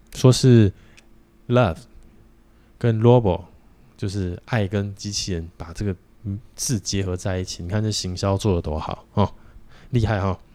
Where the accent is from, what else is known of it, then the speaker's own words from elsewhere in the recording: Taiwan; 我们台湾人